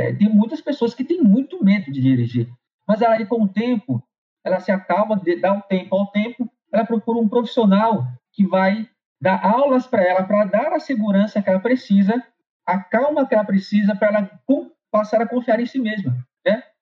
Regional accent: São Paulo, Brazil; also born or lived in Rio de Janeiro; nós viemos, nós somos de São Paulo para o Rio.

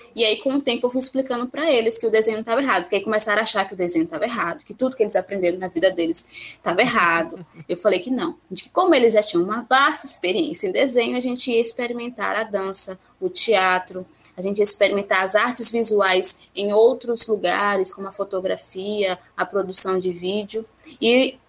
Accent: Ipiaú, Bahia, Brazil; also born or lived in Jequié; de Piauí, onde eu nasci, é onde eu morei

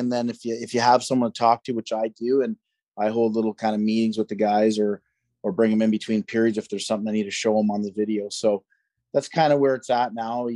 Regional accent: Peterborough, Ontario, Canada; I'm actually from Peterborough

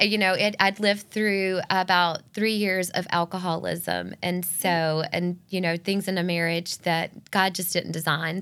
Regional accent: Northeast Georgia, United States; moved away as an adult; also born or lived in Gainesville, Georgia / Atlanta area / Savannah, Georgia; had no intentions of ever moving back to my hometown

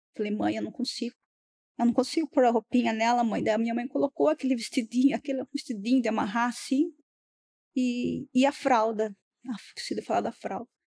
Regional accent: Pilar, Brazil; Não, não sou daqui, eu sou do interior.

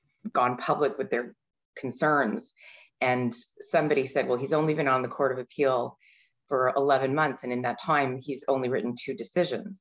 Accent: Mississauga, Ontario, Canada; I grew up in Mississauga

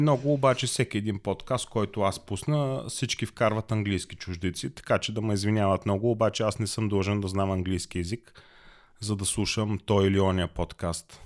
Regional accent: Bulgaria; now in Germany; аз като българин

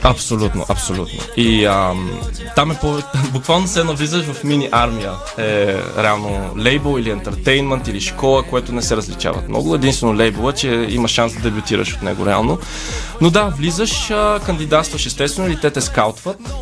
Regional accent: Bulgaria; роден съм в България, майка ми е българка, баща ми е южнокореец.

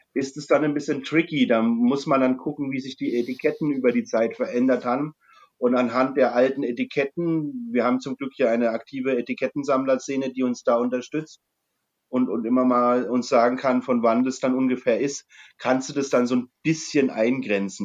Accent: Franconia, Bavaria, Germany; als Franke

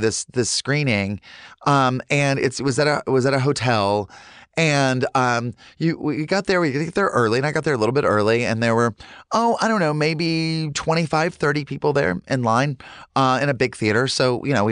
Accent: Charlotte, North Carolina, United States; I grew up in Charlotte, North Carolina in the 80s

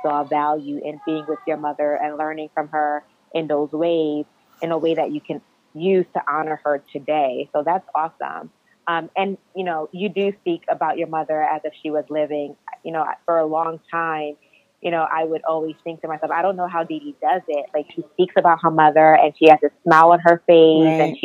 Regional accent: United States; as Nigerian Americans, us being first generation Americans

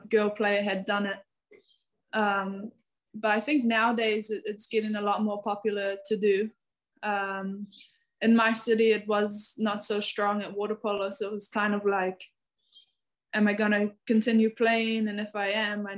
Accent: New Zealand; moved away as an adult; now in Hungary; as a Kiwi we are so proud because we're so little and far away

